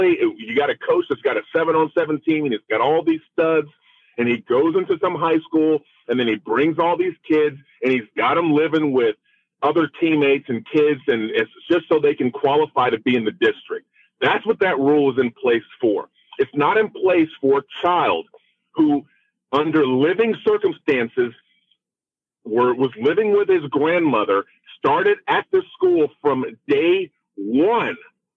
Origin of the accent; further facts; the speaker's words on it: Florida, United States; I am African American. I grew up in the state of Florida.